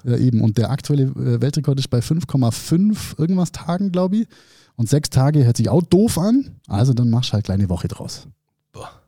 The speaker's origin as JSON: {"language": "German", "country": "Germany", "said": "bei uns in Deutschland"}